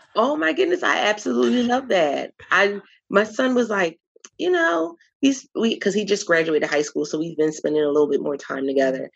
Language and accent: English; Philadelphia, Pennsylvania, United States; moved away as an adult; I was born and raised in Philadelphia